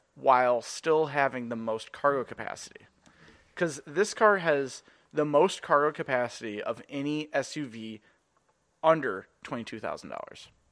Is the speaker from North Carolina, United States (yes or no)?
no; Edina, Minnesota, United States; growing up in Edina